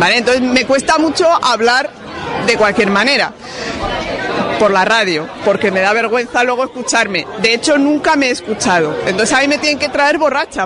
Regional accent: Basque Country, Spain; Yo soy vasco

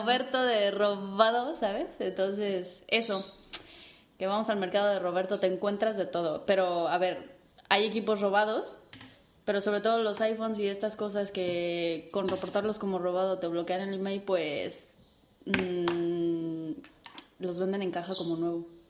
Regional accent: Mexico; moved away as an adult; now in Spain; buena mexicana chingona que soy

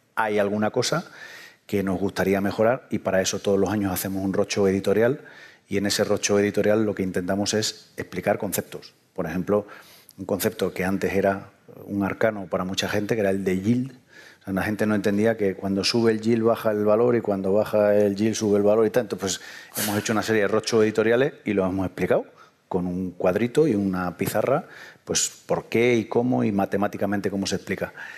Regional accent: southern Spain, Spain; en lo que en el sur llamamos dinero

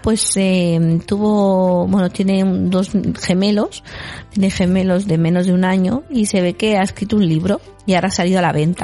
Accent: Galicia, Spain; yo en mi pueblo en Galicia

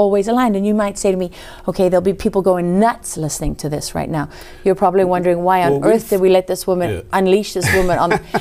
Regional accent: South Africa; now in United States; I came from South Africa.

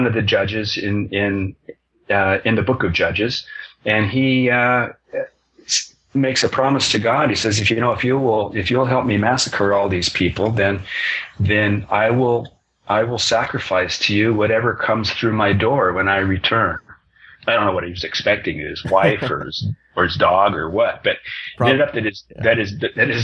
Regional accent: Moscow, Idaho, United States; my hometown of Moscow, Idaho

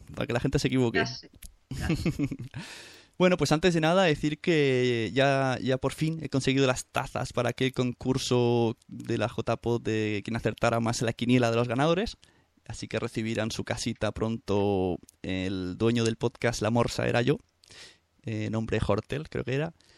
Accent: Santa Coloma de Gramenet, Catalonia, Spain; en el mismo pueblo que yo, en Santa Coloma

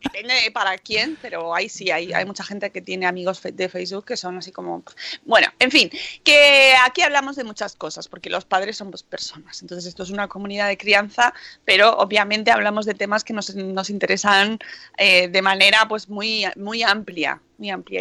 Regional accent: Spain; somos españoles

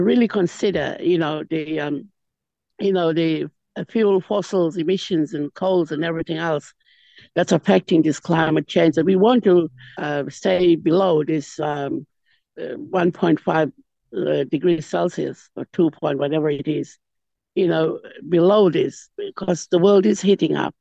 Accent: Seisia, Queensland, Australia; moved away as an adult; also born or lived in Saibai Island / Melbourne; as we were growing up on the Cape and going through the education and going away from Seisia to Melbourne to further education

